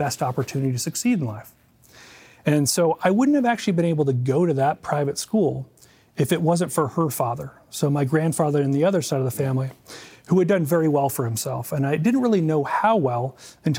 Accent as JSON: {"language": "English", "town": "San Diego", "region": "California", "country": "United States", "tie": "born or raised there", "said": "born and raised in Southern California, more specifically in San Diego."}